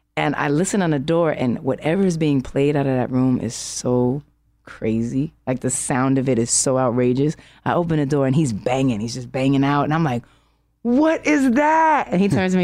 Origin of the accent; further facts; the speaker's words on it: New York City, New York, United States; I'm from Harlem